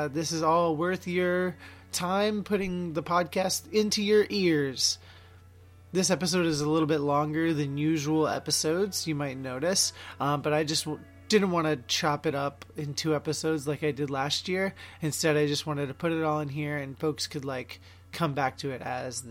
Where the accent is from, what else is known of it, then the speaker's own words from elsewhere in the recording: Oregon, United States; my home state of Oregon